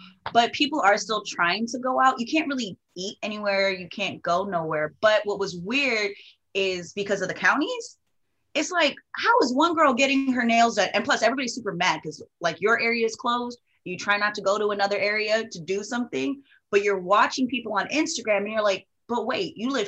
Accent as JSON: {"language": "English", "area": "Oahu", "region": "Hawaii", "country": "United States", "said": "I'm from Oahu"}